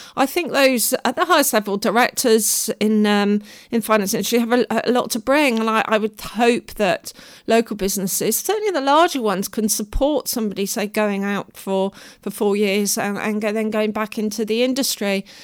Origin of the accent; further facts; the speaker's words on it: Devon, South West England, United Kingdom; moved away; also born or lived in London; I grew up in Devon